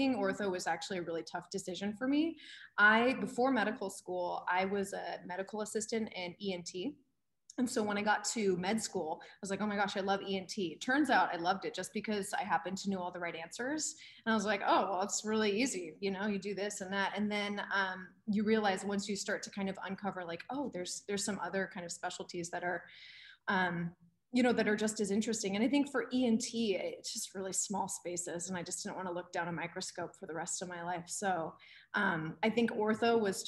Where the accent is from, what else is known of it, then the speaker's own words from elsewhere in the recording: San Jose, California, United States; I grew up in San Jose, and now my family's in Sacramento